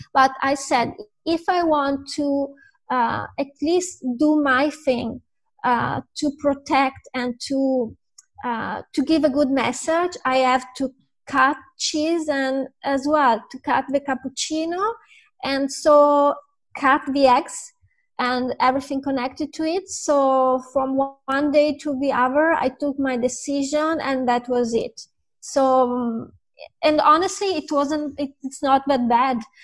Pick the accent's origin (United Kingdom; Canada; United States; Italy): Italy; I'm from Italy